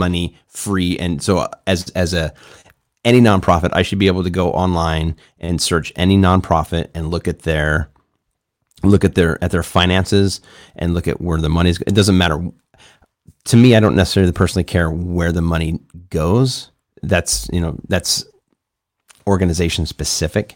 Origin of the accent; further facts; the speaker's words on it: Chicago, Illinois, United States; now in San Diego, United States; I grew up in the suburbs of Chicago